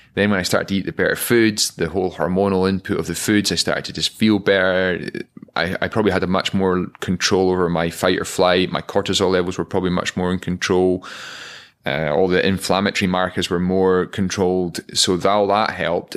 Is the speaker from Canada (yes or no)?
no; Aviemore, Scotland, United Kingdom; growing up in Aviemore.